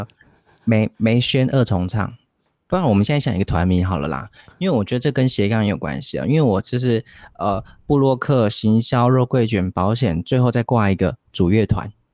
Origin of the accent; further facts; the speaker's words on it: Taiwan; accent: Taiwanese Mandarin; 我们有一点台湾国语